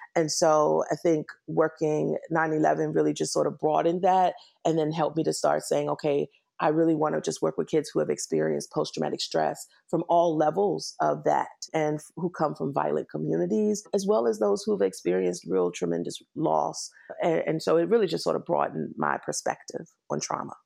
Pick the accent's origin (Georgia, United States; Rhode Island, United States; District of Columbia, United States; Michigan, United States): District of Columbia, United States; Washington; moved away as an adult; also born or lived in New York / San Francisco / Virginia; now in Los Angeles, United States; I am originally from Washington, D C, born and raised